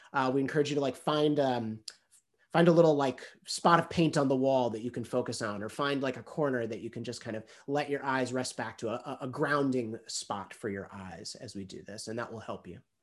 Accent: United States; I'm American

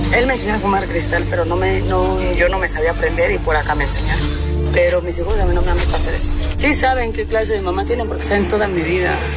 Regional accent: Mexico; en nuestro país estamos un poco atrasados en eso

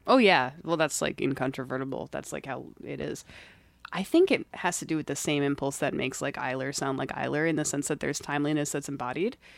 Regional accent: Gaithersburg, Maryland, United States; moved away; I'm from Maryland

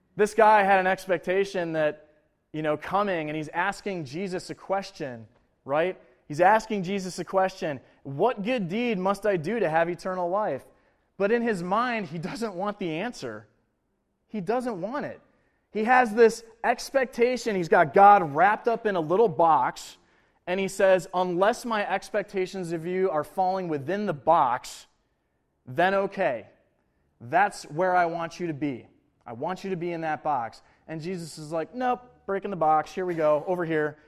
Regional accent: Buffalo, New York, United States; moved away as an adult; also born or lived in Lawrence, Kansas; I'm from Buffalo, New York.

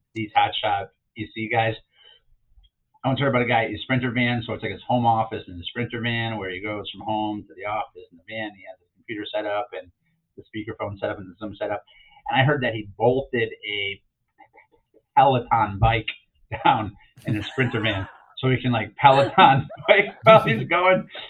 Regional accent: Chicago, Illinois, United States; growing up in Chicago, a lot of my friends lived in the Chicago Housing Authority

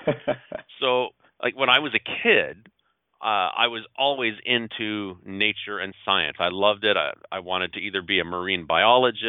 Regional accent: Gatineau, Quebec, Canada; moved away as an adult; also born or lived in Toronto; I grew up in Hull, Quebec, ended up moving to Toronto when I was 19 or 20

